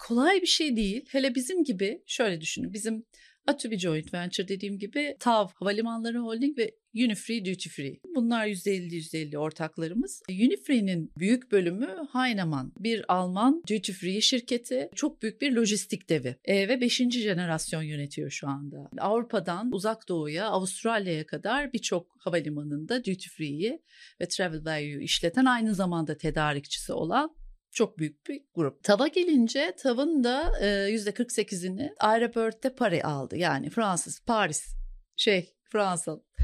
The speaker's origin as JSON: {"language": "Turkish", "region": "Ankara", "country": "Turkey", "moved": "as an adult", "lives_now": "Istanbul, Turkey", "said": "Ankaralıyım aslında. TED Ankara Koleji mezunuyum"}